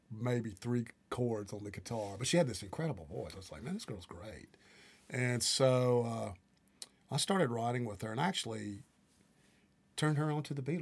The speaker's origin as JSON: {"language": "English", "region": "Tornado Alley", "country": "United States", "tie": "born or raised there", "said": "And basically, see, I grew up in Tornado Alley. Where I'm from, we would have tornadoes all the time"}